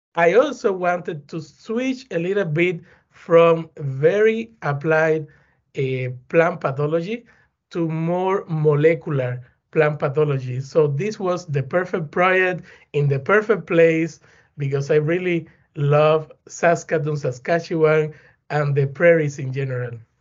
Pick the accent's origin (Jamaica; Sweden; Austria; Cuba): Cuba; Güines, Mayabeque; English is a second language; moved away; also born or lived in Havana; I'm from Cuba. Eh, I was born in a small town close to Havana City. The name is Guinness